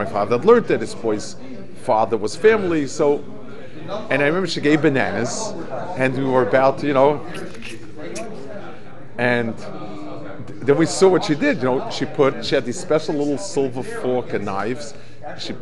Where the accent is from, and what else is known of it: United States